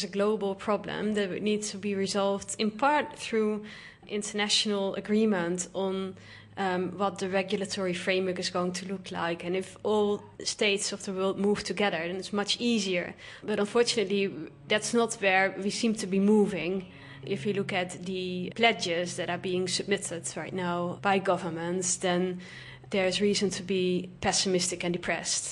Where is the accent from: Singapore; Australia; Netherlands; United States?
Netherlands; moved away as an adult; now in Vanuatu; I am originally from the Netherlands